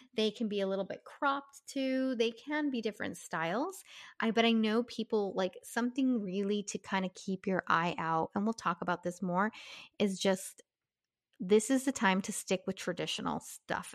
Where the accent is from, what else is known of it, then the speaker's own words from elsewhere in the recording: Southern California, United States; moved away; growing up in Southern California, like it's blazers and yeah. sweaters were pretty much our coats